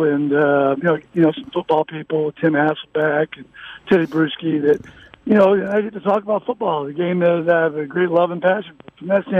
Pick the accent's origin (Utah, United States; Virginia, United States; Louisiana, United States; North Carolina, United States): Virginia, United States; Virginia Beach; also born or lived in Norfolk; I was born in Norfolk, Virginia, and we lived in Virginia Beach growing up.